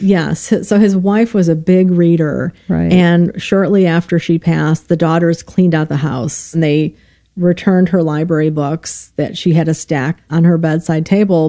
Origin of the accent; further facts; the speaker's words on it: Illinois, United States; moved away; I'm from Illinois originally